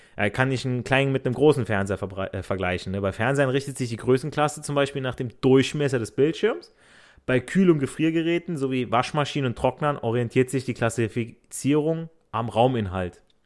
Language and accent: German; Italy; ich so als Italiener